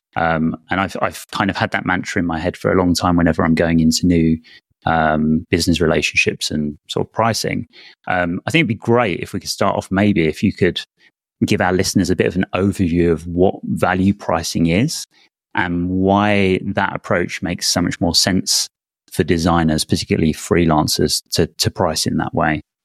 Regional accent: United Kingdom; as a Brit

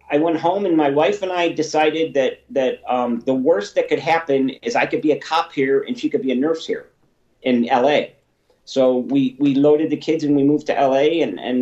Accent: Chicago, Illinois, United States; I'm an Italian from Chicago

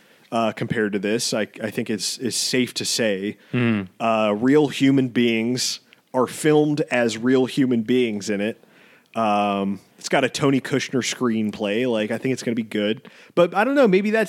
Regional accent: Wuhan, Hubei, China; English is a second language; I don't know much about cats because I'm from China. I'm from Wuhan

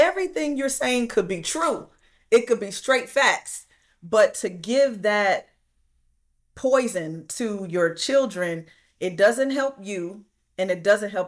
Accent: Flint, Michigan, United States; I'm from Flint, Michigan, and I grew up the same way

